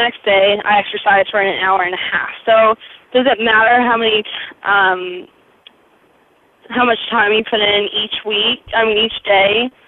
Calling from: New Hampshire, United States; I'm from New Hampshire.

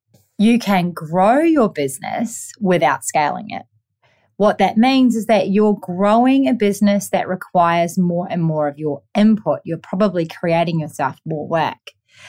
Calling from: Gold Coast, Queensland, Australia; I am tuning in from the Gold Coast on a Monday

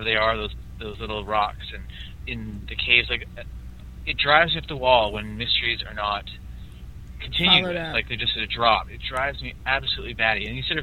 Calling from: Calgary, Alberta, Canada; I'm calling from Calgary, Alberta, in Canada.

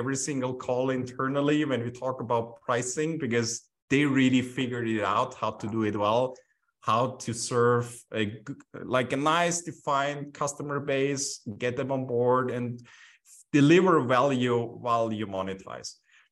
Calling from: Vienna, Austria; Right now, I'm calling from Vienna

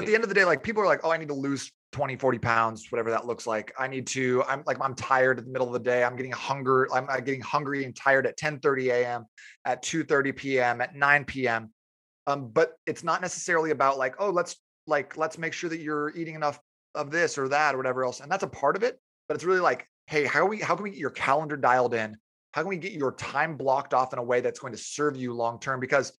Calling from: Tempe, Arizona, United States; I'm calling you from Tempe, Arizona.

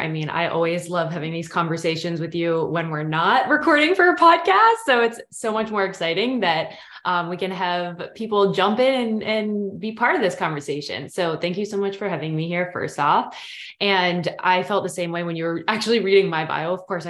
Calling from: Portland, Maine, United States; So I'm tuning in from Portland, Maine, from East Coast, pretty much have always lived on the East Coast.

